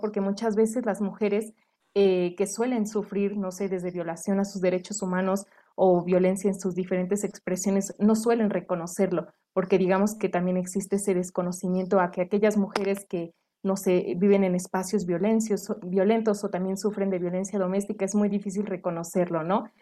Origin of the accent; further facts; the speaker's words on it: Mexico; como residentes mexicanos o, por ejemplo, en este caso, eh, desde el Estado de México, desde Tlaxcala y desde diferentes entidades de nuestro país